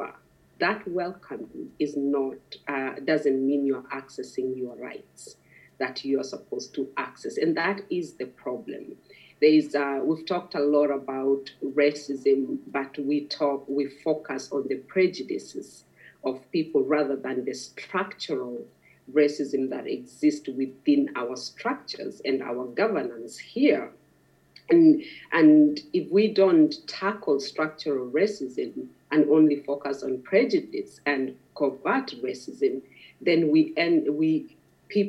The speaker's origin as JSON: {"language": "English", "country": "Kenya", "moved": "as an adult", "lives_now": "Northern Ireland, United Kingdom", "said": "I was just a Maasai woman, a Kenyan woman, and a mom"}